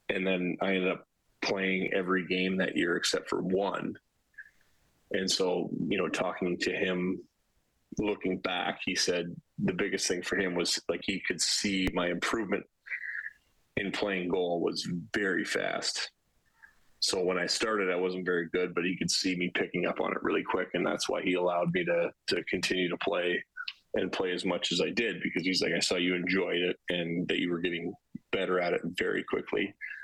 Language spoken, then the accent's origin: English; Canada; also born or lived in Regina / Newmarket / Winnipeg / Vancouver; I grew up Canadian, so I bounced around a lot. I was born in Regina. Moved to Newmarket, suburb of Toronto, to Winnipeg, to Vancouver, to Calgary before I was 10.